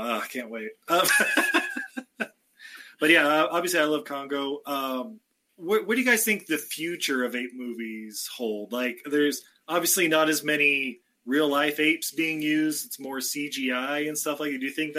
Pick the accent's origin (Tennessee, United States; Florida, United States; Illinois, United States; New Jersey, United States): New Jersey, United States; I was like, no, please, I'm from Jersey, no!